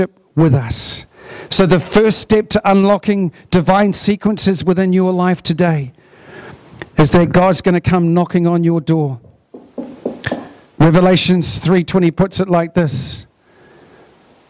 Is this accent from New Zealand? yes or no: yes; Hunterville, Manawatū-Whanganui, New Zealand; We come from Dargaville and Hunterville. We're small town, country people